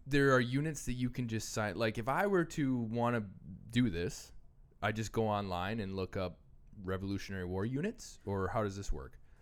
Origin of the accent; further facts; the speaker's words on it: Random Lake, Wisconsin, United States; where I grew up in Random Lake